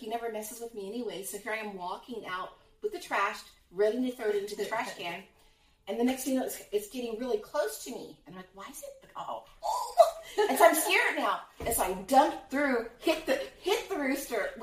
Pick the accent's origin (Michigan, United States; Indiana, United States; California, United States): Indiana, United States; I'm from Indiana